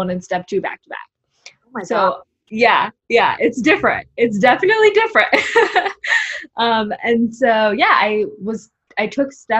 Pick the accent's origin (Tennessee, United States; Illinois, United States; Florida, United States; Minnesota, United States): Illinois, United States; Chicago; moved away as an adult; I was born and raised in Chicago. I grew up in the city, so like in the city of Chicago